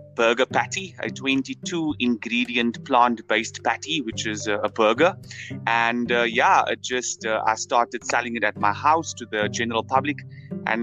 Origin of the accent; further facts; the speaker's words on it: Cape Town, Western Cape, South Africa; I come from the Cape Flats